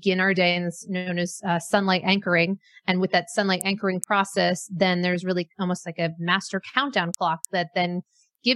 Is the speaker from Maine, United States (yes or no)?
yes; Maine, United States; moved away; I grew up in Maine